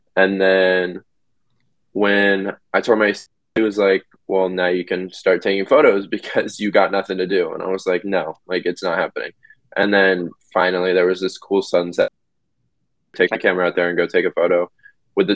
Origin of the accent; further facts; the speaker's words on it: Sacramento, California, United States; I'm from Sacramento, California